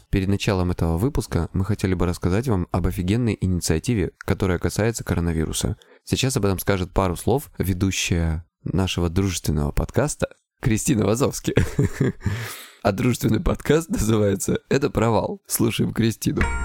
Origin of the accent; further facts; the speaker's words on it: Krasnodar Krai, Russia; я с Кубани